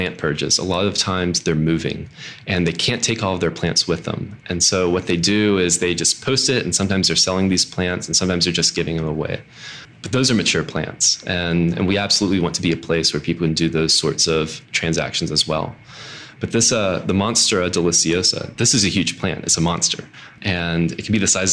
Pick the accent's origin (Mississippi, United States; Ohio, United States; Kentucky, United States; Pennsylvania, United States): Mississippi, United States; moved away as an adult; also born or lived in Alabama; now in Annapolis, United States; I'm from Mississippi.